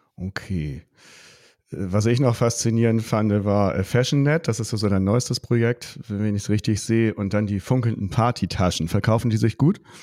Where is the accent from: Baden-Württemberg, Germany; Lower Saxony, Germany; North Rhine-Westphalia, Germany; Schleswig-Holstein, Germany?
Lower Saxony, Germany; Buxtehude; ich bin ja nur auch auf dem Dorf groß geworden und äh, hier Buxtehude